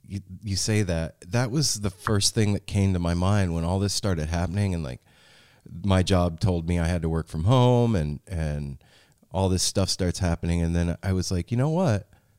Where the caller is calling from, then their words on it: Portland, Oregon, United States; Portland, Oregon.